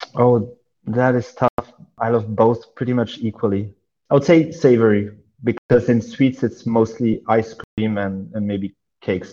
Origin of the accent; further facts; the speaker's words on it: Belgium; also born or lived in Saudi Arabia / Oman / Serbia; I was born in Belgium and spent most of my life there.